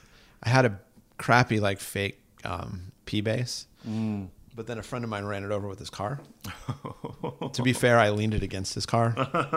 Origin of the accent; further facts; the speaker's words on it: Pittsburgh, Pennsylvania, United States; moved away; I'm from Pittsburgh, Pennsylvania.